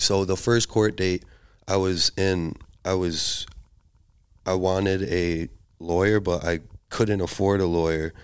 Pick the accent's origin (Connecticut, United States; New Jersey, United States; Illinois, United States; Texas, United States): Illinois, United States; Chicago; accent: Chicago; now in Portland, United States; my accent is like a Chicago accent